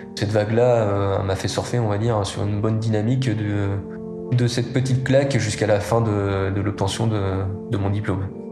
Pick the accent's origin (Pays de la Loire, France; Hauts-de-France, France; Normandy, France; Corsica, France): Pays de la Loire, France; Les Épesses; je suis né en Vendée, dans le bocage vendéen. J'ai grandi aux Épaisses, juste à côté du Puy du Fou